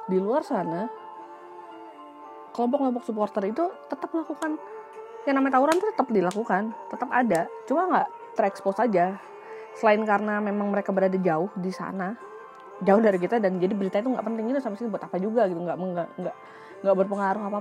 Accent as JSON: {"language": "Indonesian", "region": "Jakarta", "country": "Indonesia", "tie": "born or raised there", "said": "gue pribadi karena gue tinggal di Jakarta gue lahir di Jakarta walaupun gue nggak punya darah Jakarta gue cinta sama kota ini"}